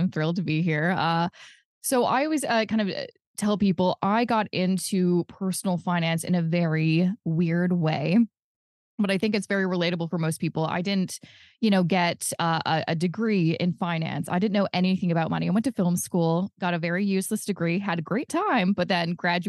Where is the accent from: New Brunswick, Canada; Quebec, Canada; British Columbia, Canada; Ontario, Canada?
British Columbia, Canada; Coquitlam; I'm originally from Coquitlam, which is a place in British Columbia.